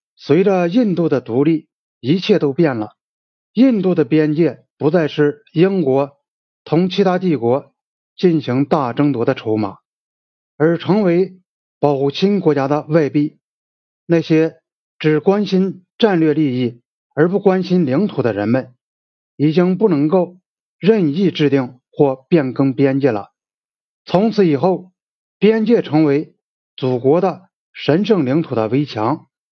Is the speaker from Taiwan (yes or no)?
no; China; 我们中国人